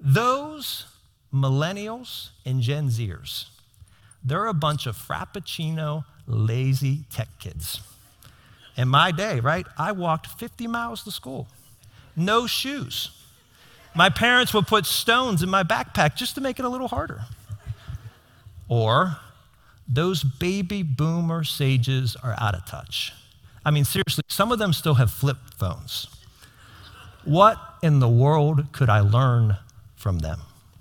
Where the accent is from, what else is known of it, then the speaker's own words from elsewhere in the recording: South Fayette, Pennsylvania, United States; That's my community. I grew up in South Fayette. My community is South Fayette.